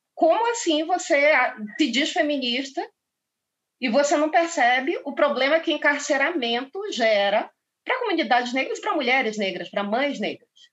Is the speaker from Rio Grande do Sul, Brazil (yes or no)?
no; Pará, Brazil; Eu sou paraense